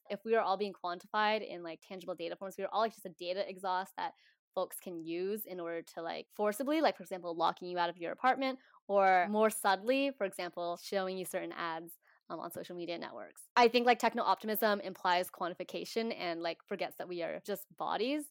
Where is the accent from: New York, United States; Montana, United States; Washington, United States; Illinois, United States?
Washington, United States; now in Oakland, United States; I grew up in Washington State